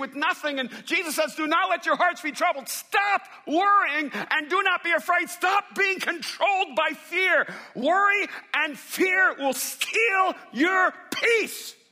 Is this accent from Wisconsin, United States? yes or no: no; Miami, Florida, United States; When I was growing up in Miami